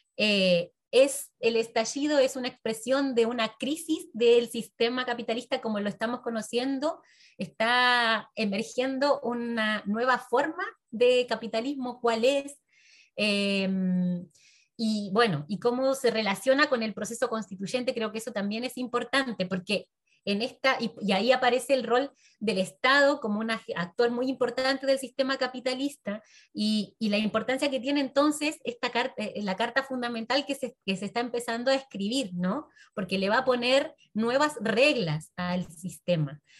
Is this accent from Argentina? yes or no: yes; Argentina; mi pueblo de origen, que es un pueblo pequeño, una zona rural de la Argentina